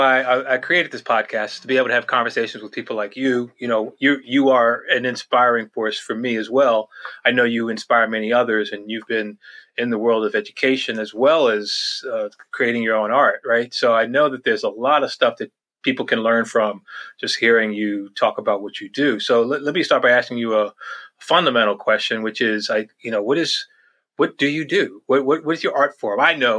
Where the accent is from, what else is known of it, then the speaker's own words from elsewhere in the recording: Lawnside, New Jersey, United States; now resides in my hometown of Lawnside, New Jersey, a historic place in South Jersey connected to the Underground Railroad